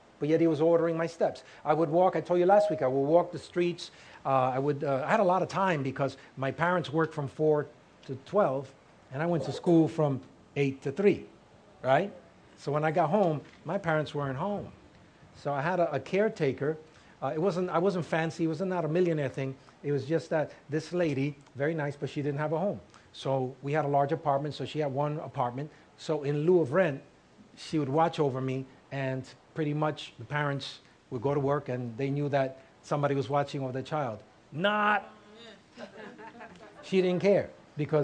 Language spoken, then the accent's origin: English; New York City, New York, United States; And I was raised in Harlem